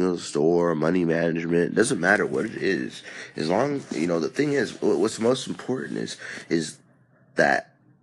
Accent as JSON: {"language": "English", "region": "California", "country": "United States", "moved": "yes", "lives_now": "Texas, United States", "said": "I am from California normally"}